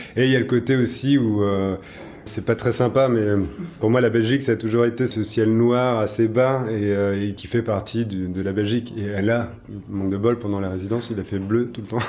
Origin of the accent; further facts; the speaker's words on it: Brittany, France; moved away as an adult; also born or lived in New Zealand / Charleroi; je viens de Bretagne, donc euh, j'ai fait mes études en Bretagne